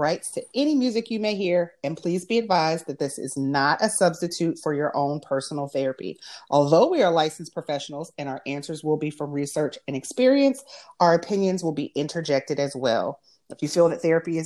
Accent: Erie, Pennsylvania, United States; moved away; I am now in my hometown, hanging out, Erie, Pennsylvania

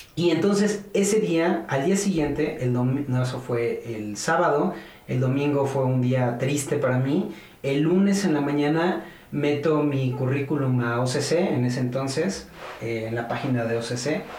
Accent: Cuernavaca, Morelos, Mexico; moved away as an adult; now in Mexico City, Mexico; Cuando estaba chico nos fuimos a Cuernavaca, me fui con mis papás a Cuernavaca a estudiar allá la primaria, pues, kinder, primaria, secundaria, prepa. Prácticamente yo soy un guayabo.

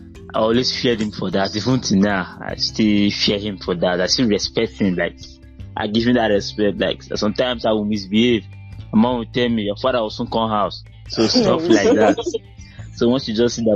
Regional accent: Agbor, Delta, Nigeria; I grew up in Agbo

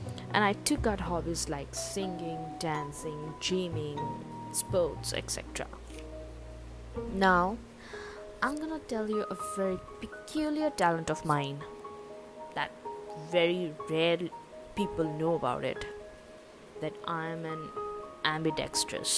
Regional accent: Odisha, India; I am very Indian, and I belong to Austroasiatic tribe

